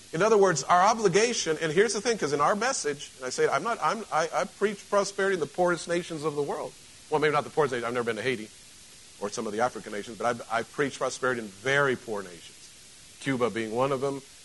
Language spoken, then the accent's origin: English; Mexico; moved away; I grew up in Mexico